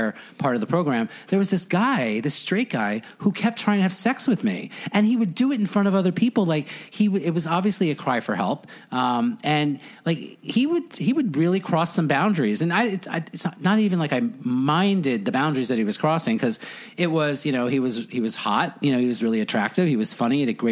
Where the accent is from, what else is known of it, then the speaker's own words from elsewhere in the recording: Floral Park, New York, United States; I grew up in Floral Park on Long Island